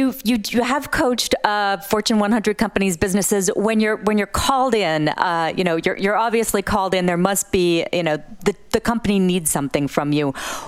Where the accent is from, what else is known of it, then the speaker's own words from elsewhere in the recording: Massachusetts, United States; I grew up in Massachusetts